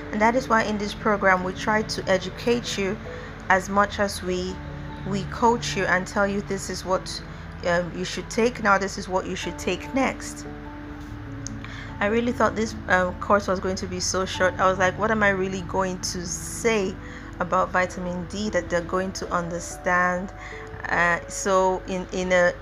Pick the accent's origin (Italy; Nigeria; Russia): Nigeria; as a Nigerian